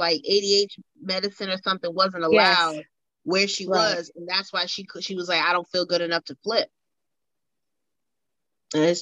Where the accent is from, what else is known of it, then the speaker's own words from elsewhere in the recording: United States; I'm American